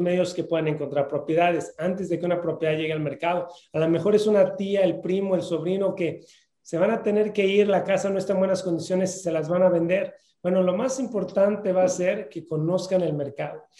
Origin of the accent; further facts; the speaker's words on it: Mexico; moved away; yo vengo de México y normalmente no confiamos en la gente